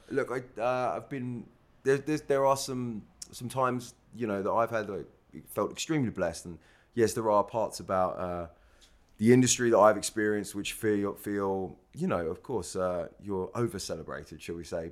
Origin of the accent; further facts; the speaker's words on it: Stevenage, East of England, United Kingdom; moved away as an adult; also born or lived in New York; I'm from, I grew up in Stevenage in Hertfordshire